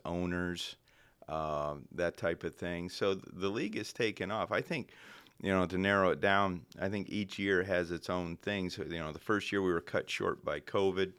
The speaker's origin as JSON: {"language": "English", "region": "Indiana", "country": "United States", "tie": "born or raised there", "moved": "yes", "said": "I grew up in Indiana"}